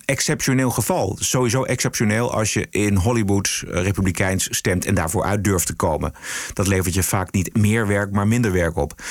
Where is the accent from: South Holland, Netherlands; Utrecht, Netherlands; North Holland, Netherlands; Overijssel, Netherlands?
Utrecht, Netherlands; Abcoude; ik heb zelf mijn jeugd doorgebracht in Opkoude, onder de rook van Amsterdam.